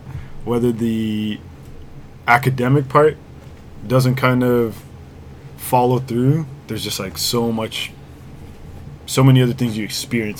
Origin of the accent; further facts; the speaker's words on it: Durham Region, Ontario, Canada; also born or lived in Ajax, Ontario / Pickering, Ontario; I grew up in Durham, like Ajax, and then Pickering